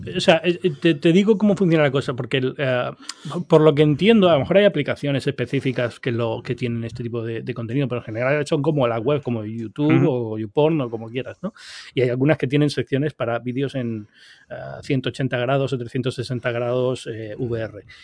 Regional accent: Canary Islands, Spain; now in New York, United States; Yo soy originario de Canarias

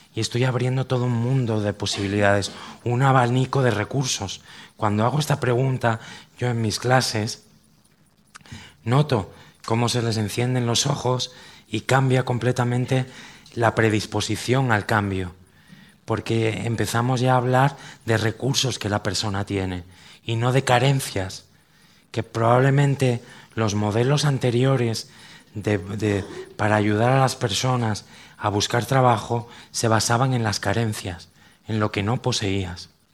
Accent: Cantabria, Spain; los que somos de Cantabria

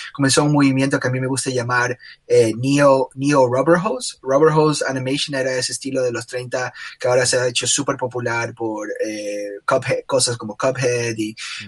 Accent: Guayaquil, Guayas, Ecuador; now in United States; soy de Guayaquil, Ecuador. estudié ah, arte e ilustración aquí en los Estados Unidos

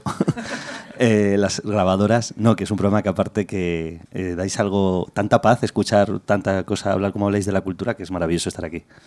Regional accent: Madrid, Community of Madrid, Spain; Yo he nacido en Madrid, soy madrileño, He vivido muchos años eh, por Madrid en diferentes barrios

